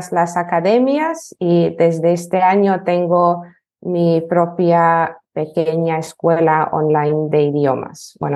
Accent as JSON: {"language": "Spanish", "country": "Lithuania", "second_language": "Spanish", "lives_now": "Spain", "said": "soy de Lituania, eh, pero llevo ya dos años en España y soy profesora de español para lituanos y también tengo otro nicho que es eh, lituano para hispanohablantes"}